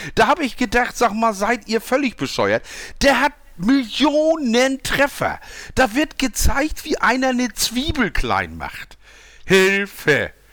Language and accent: German; Switzerland; Ich bin ja Schweizer.